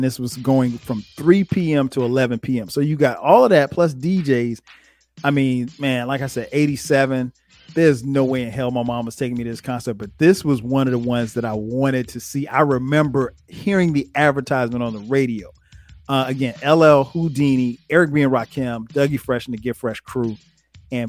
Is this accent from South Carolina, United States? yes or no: yes; Florence, South Carolina, United States; I grew up in South Carolina. So, and I grew up in Florence, South Carolina.